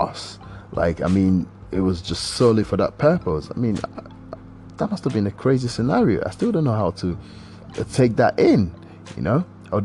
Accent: Nigeria; accent: Nigerian; I've actually used my Nigerian accent

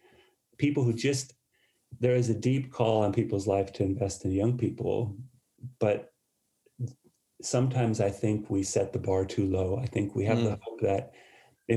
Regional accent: United States; moved away as an adult; now in United Kingdom; I was born in the States. As even though I moved over here in 2001, my accent still is as strong as ever.

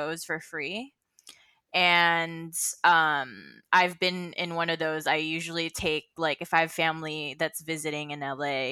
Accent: Philippines; now in Los Angeles, United States; I grew up in the Philippines

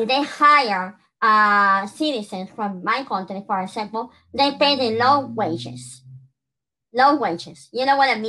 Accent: Peru; now in United States; I'm from Peru

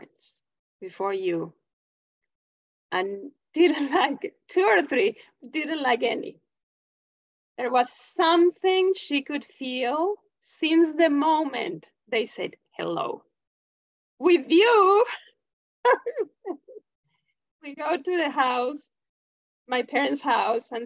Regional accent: Cuernavaca, Morelos, Mexico; moved away; growing up in Cuernavaca

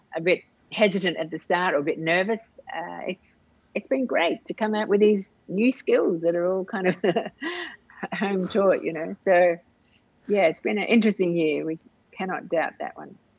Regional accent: Australia; now in Indonesia; for me as an Australian

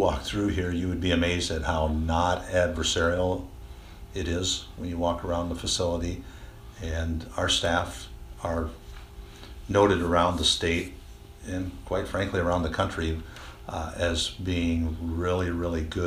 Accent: Monticello, Iowa, United States; I grew up in this area. I grew up over in the Monticello area

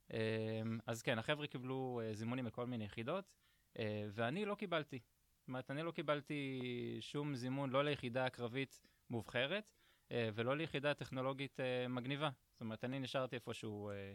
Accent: Ashdod, Southern District, Israel; הגעתי מאשדוד, אני בכור, יש לי עוד שני אחים, אח ואחות

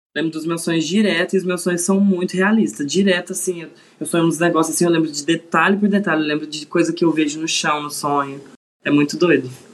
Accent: Uberlândia, Minas Gerais, Brazil; sou de Uberlândia, Minas Gerais

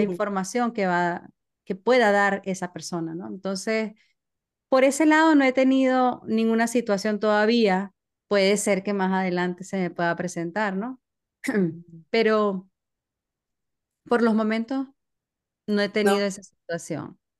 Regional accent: Maracaibo, Zulia, Venezuela; moved away as an adult; now in United States; yo soy de Maracaibo, Venezuela

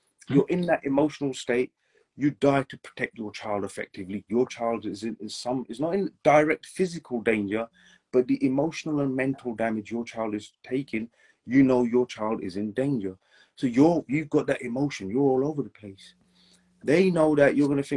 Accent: England, United Kingdom; I was born and raised in England

